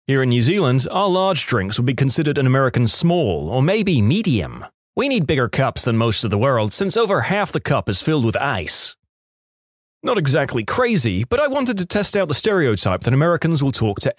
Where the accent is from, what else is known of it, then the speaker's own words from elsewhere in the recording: Quebec, Canada; I'm from Quebec, and when we went down to Boston for a school trip, I sneezed in public and heard two or three people say, Bless you.